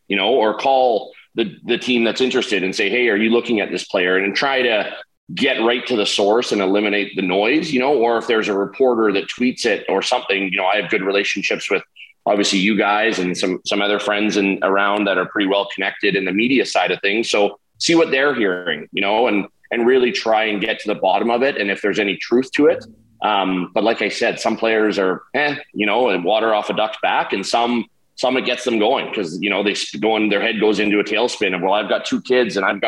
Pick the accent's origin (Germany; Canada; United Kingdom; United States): Canada; Vancouver, Victoria, British Columbia; in Vancouver, Victoria, in my hometown